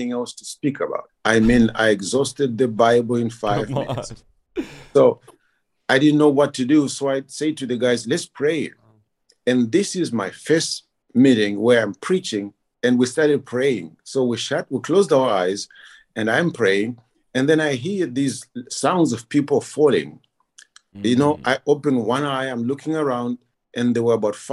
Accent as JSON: {"language": "English", "country": "Zimbabwe", "moved": "as an adult", "lives_now": "Kyiv, Ukraine", "said": "I'm originally from Zimbabwe"}